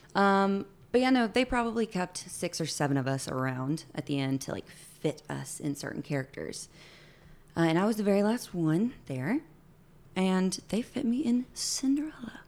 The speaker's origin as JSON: {"language": "English", "region": "Alabama", "country": "United States", "also_born_or_lived": "Orlando", "moved": "as an adult", "said": "I'm from Alabama."}